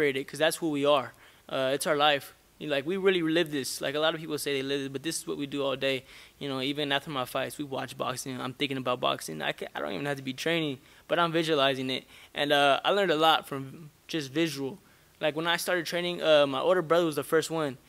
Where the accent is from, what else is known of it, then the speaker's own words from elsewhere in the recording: Stockton, California, United States; I come from Stockton, California